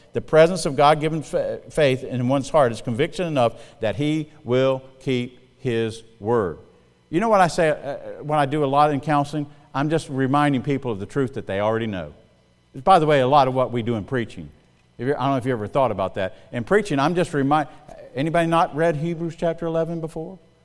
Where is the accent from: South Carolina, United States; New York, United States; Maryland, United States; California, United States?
South Carolina, United States; moved away as an adult; also born or lived in Missouri; now in Indiana, United States; I'm from South Carolina